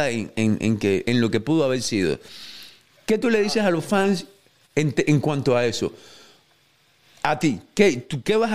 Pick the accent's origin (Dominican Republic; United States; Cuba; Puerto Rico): Cuba; a, la gente, a la gente como yo, que somos cubanos, nos encanta el bolseo cubano y queremos lo mejor para el bolseo cubano